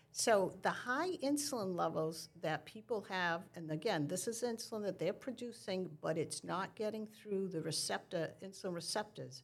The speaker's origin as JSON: {"language": "English", "region": "New England", "country": "United States", "said": "since I'm from New England"}